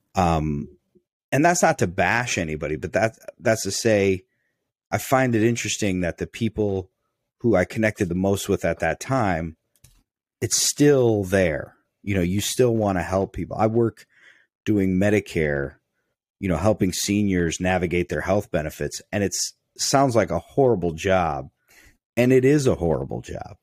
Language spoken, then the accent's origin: English; United States; as a man, as an American male